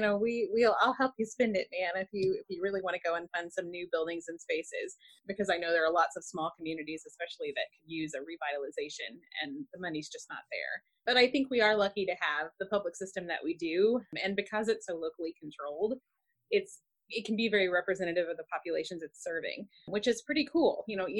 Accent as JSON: {"language": "English", "town": "Fayette", "region": "Missouri", "country": "United States", "tie": "born or raised there", "said": "my hometown where I live right now in Fayette, Missouri"}